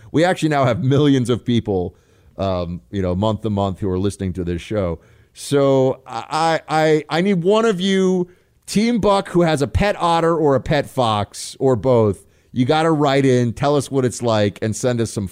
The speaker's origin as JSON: {"language": "English", "region": "Delaware", "country": "United States", "said": "And I'm from Delaware, but sometimes I like to sound like I'm from a different part of the country"}